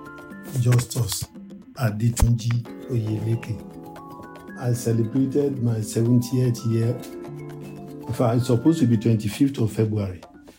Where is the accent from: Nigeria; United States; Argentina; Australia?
Nigeria; also born or lived in Ghana; as a Nigerian